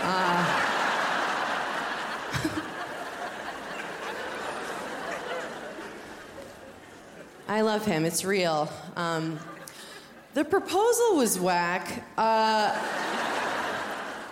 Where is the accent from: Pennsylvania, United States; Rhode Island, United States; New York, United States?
New York, United States; I'm from New York, like all my girlfriends are from New York